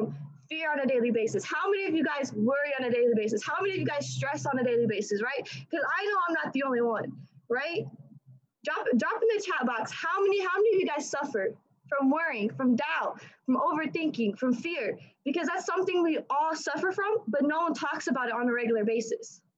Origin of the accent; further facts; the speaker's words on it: Indiana, United States; I'm from Indiana, right? I'm 18 years old.